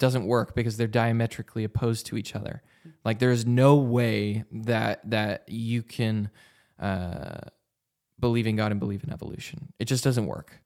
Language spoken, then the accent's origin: English; Vancouver, Washington, United States; Vancouver, Washington is my hometown